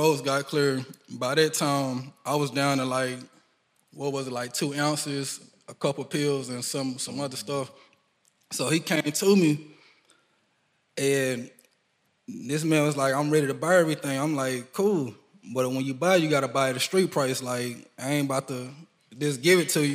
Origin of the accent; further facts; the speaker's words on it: United States; I grew up in Mechanicsville and Ridgebrook